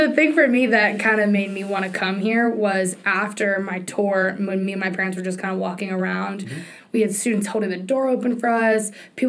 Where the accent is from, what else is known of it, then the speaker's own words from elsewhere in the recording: Fauquier County, Virginia, United States; I am a fifth year at Virginia Tech. My major is computer science, and I'm from Fauquier County, which is about 45 minutes outside of the D.C. area.